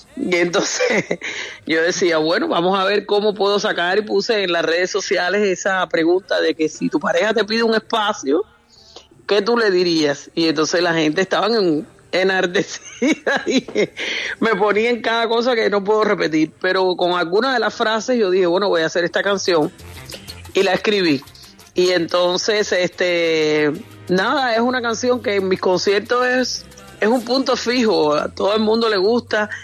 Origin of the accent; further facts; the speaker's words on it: Cuba; moved away as an adult; also born or lived in Costa Rica / Cancún, Mexico; now in Miami, United States; yo salí de Cuba, eh, como salimos la mayoría de los artistas, con un contrato